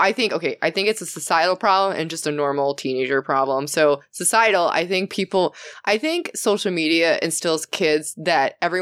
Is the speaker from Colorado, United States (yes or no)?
no; Chicagoland area, Illinois, United States; also born or lived in Long Beach, California / Sacramento, California; now in Texas, United States; I grew up in Illinois. Okay. Chicagoland area.